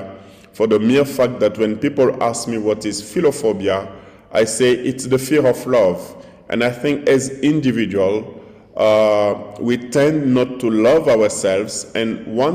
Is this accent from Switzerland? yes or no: no; DR Congo; In my society, in my tribe, because I come from the Bende tribe, born an orphan